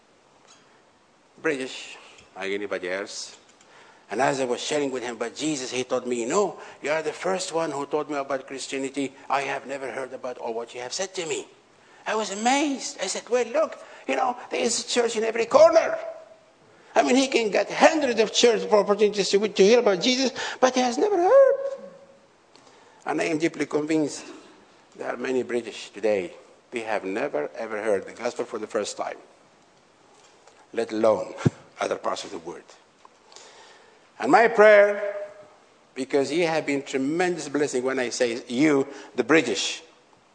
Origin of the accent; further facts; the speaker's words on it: Algeria; I went to renew his paper in Algeria. And because some of the policemen, they know me well in my hometown